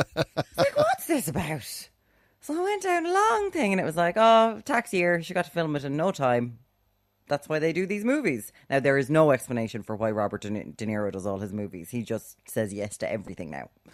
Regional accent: Ireland; we're Irish

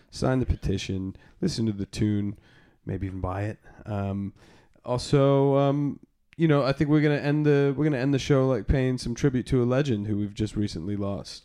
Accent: Arizona, United States; moved away as an adult; now in London, United Kingdom; I had seen some pretty deep reggae gigs growing up in Arizona

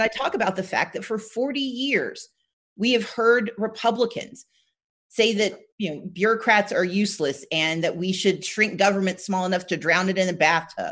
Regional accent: Gulfport, Mississippi, United States; also born or lived in Wisconsin; I was born in Wisconsin, but my we all grew up in Gulfport, Mississippi.

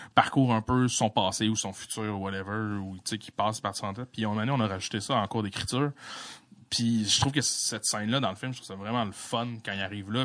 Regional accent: La Malbaie, Quebec, Canada; je suis né à la Malbaie

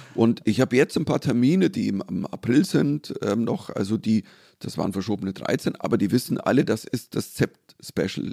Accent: Germany; als Deutscher

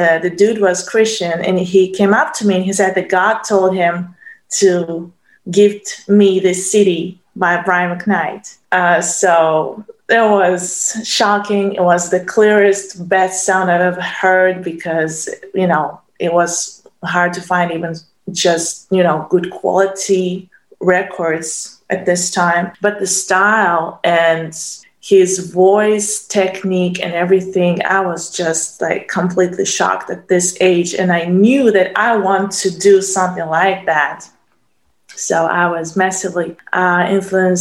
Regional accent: Russia; I was born here in Russia

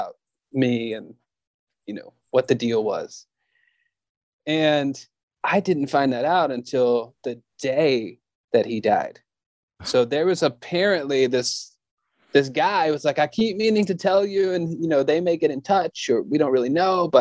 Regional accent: the South, United States; And I'm from the South, and I have a whiny voice because I'm from the South. This is how some of us sound here

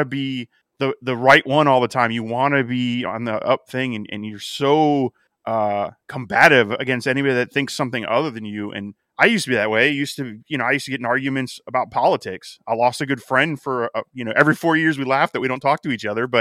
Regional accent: Miami, Florida, United States; born or raised there

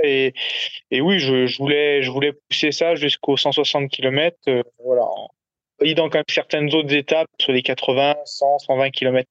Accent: Savoie, Auvergne-Rhône-Alpes, France; also born or lived in Grenoble; now in Haute-Savoie, France; je suis originaire de Savoie

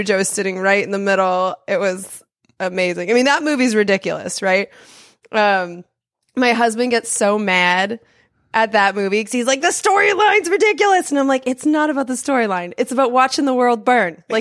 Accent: Denver, Colorado, United States; born there; I was born in Denver, Colorado, and the tornado it didn't hit our neighborhood but it hit close enough it was only a couple streets down

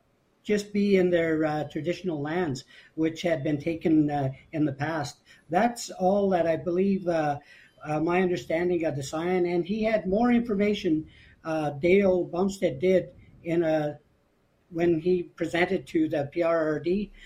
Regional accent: Treaty 8 territory, Canada; now in Chetwynd, Canada; I'm Indigenous ancestry, right? So I'm from Treaty 8. I am Treaty 8.

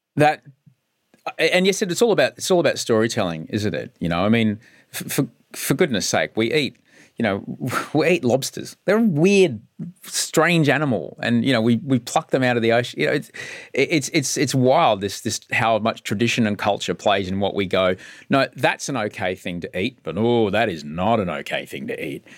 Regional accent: Queensland, Australia; I grew up in Queensland under the National Party

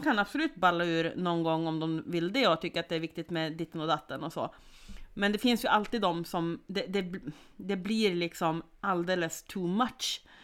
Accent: Sweden; jag som svensk

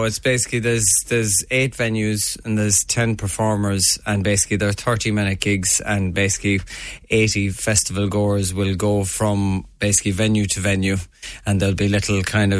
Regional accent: Newcastle West, Munster, Ireland; Basically, I'm from Newcastle West, and I've always kind of been involved in music, and I was away for a number of years and always was coming back to try and do gigs

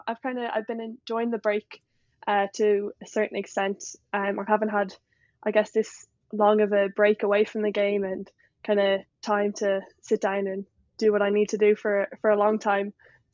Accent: Leinster, Ireland; And so when if you ask me from that perspective, I guess I'd say I'm from Dublin. And I know in America and stuff, people ask you where you're from. I'm like, oh, just outside Dublin. But I guess I'm talking to Kildare people. You have to say Kildare.

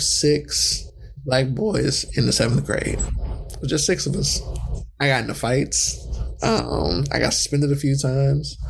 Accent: California, United States; also born or lived in Southern United States

